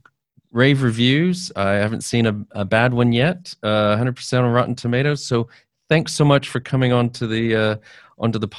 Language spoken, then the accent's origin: English; United States; moved away as an adult; now in United Kingdom; as an American I'm living in the UK and have for a while